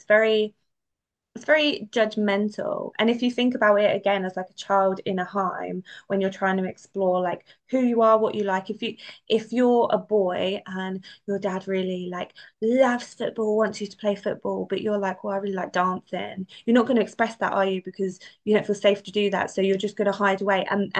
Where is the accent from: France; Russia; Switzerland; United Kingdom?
United Kingdom; London; I'm from London. Like it's very multicultural. Like it wasn't exactly what I was brought up